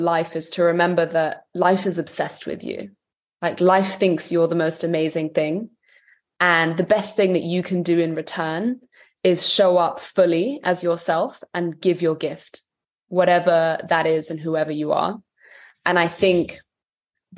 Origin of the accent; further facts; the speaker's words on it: London, United Kingdom; I am Serbian by heritage, but I was raised in London